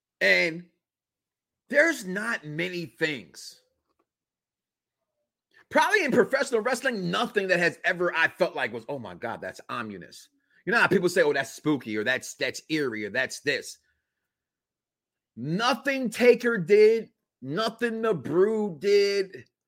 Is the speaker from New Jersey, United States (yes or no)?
no; Chicago, Illinois, United States; born or raised there